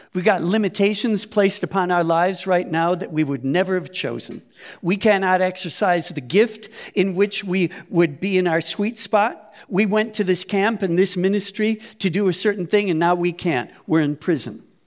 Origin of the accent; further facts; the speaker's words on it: United States; now in Germany; United States